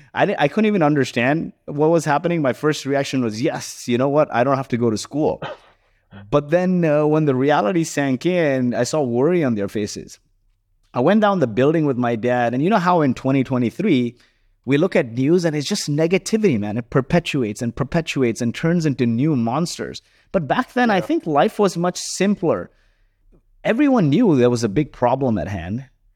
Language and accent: English; Kuwait; And so growing up in Kuwait was interesting. My mom never worked. She chose to stay home and look after us. And, you know, very lower middle class family. Summers were spent in the slums of Mumbai.